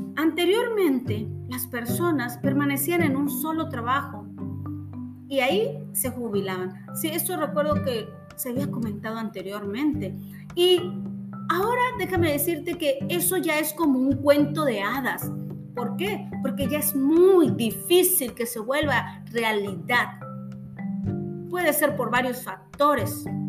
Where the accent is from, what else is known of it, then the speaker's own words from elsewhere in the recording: Mexico; como mexicanos